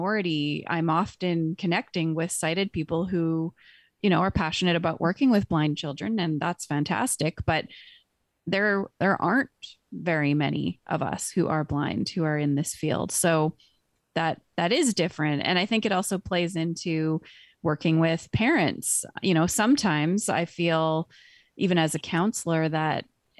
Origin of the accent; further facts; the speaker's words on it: British Columbia, Canada; I grew up in British Columbia as a child, a teen with a visual impairment